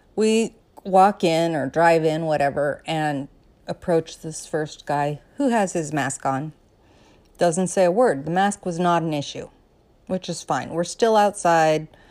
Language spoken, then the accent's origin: English; Colorado, United States; moved away; also born or lived in Southern California; a girl who was born and raised in Colorado.